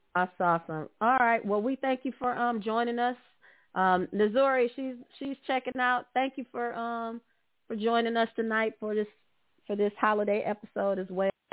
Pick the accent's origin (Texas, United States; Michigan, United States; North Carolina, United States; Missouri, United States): Michigan, United States; Detroit; I grew up in Detroit